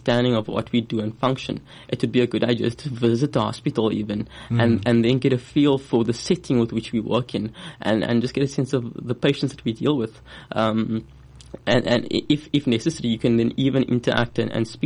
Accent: Cape Town, Western Cape, South Africa; also born or lived in Port Elizabeth / West Coast; I'm born and bred in Cape Town. I did my schooling in Cape Town as well

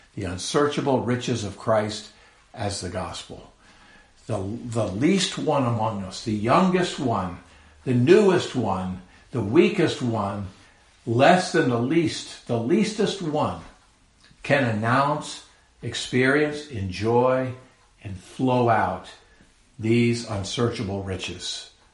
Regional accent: San Carlos, California, United States; I was born in the San Francisco Bay Area of California many years ago, and uh, grew up in a little, well, not a little, a city called San Carlos

